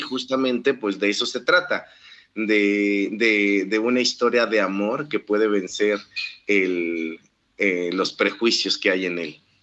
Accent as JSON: {"language": "Spanish", "country": "Mexico", "said": "nosotros como, mexicanos"}